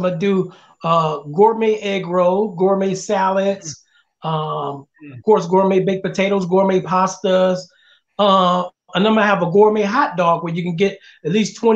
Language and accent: English; Detroit, Michigan, United States; now in Memphis, United States; my hometown because I brought Detroit to Memphis